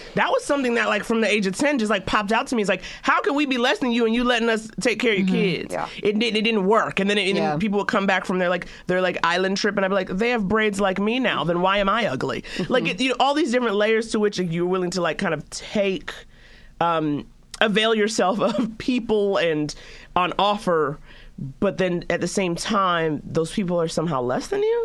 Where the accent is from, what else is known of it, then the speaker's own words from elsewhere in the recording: East Coast, United States; now in Los Angeles, United States; I'm from the East Coast